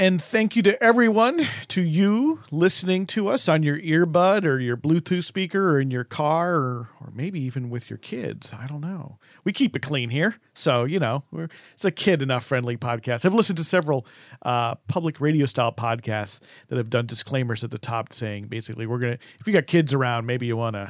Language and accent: English; New Jersey, United States; I know of WFUV from growing up in the Northeast, in the New Jersey, New York area.